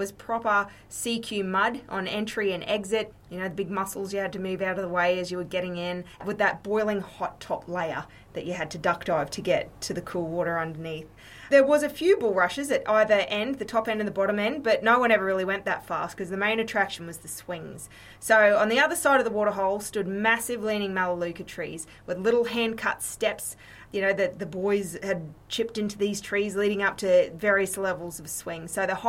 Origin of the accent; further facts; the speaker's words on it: Tieri, Queensland, Australia; Growing up in Thierry, Lilyvale was our go-to place.